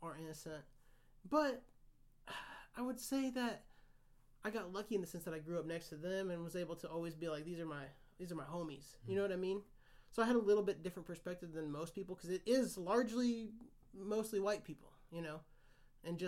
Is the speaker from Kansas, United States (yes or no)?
yes; Kansas, United States; I grew up in Kansas.